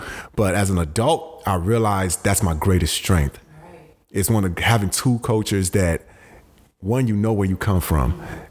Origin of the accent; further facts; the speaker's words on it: United States; also born or lived in Ghana; me being an immigrant, coming from a Ghanaian household, but growing up in America really young